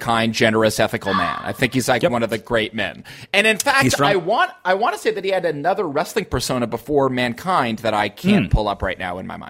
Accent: United States; Yeah, I think as an American

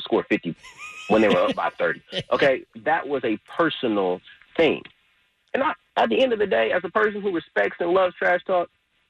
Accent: Texas, United States; also born or lived in Louisiana; I didn't grow up in North Carolina. To me, it doesn't have that same power. I was born in Louisiana. I was raised in Texas. I have family in Louisiana

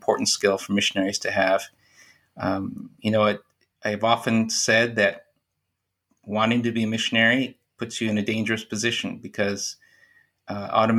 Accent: United States; moved away as an adult; also born or lived in Central Asia; I grew up in America

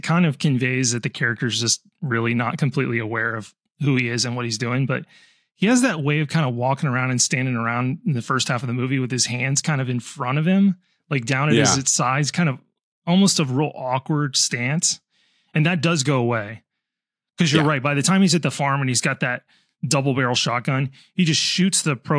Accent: United States

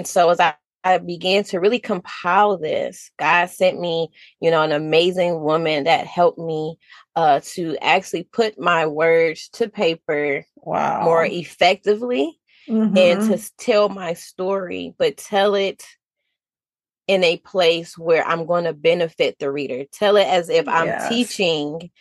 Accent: Detroit, Michigan, United States; moved away as an adult; now in South Carolina, United States; I'm from Detroit, Michigan. My family and I moved to South Carolina in 2019.

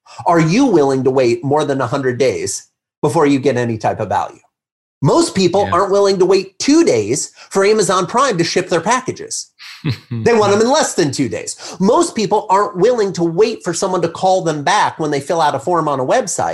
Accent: Midwest, United States; I grew up in the Midwest

